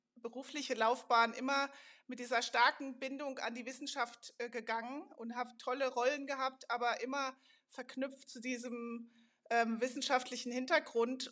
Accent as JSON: {"language": "German", "town": "Darmstadt", "region": "Hesse", "country": "Germany", "tie": "born or raised there", "also_born_or_lived": "Karlsruhe / Münster / Switzerland / Montreal, Canada", "moved": "as an adult", "said": "ich bin nämlich sogar original aus Darmstadt. Ich bin in Darmstadt"}